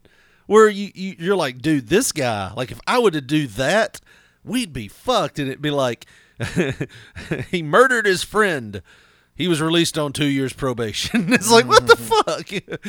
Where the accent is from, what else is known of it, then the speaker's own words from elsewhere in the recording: Wisconsin, United States; I'm from Wisconsin, man.